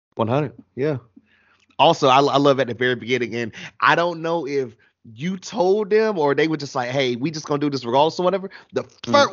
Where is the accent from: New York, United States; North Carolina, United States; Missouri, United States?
North Carolina, United States; I'm down here in North Carolina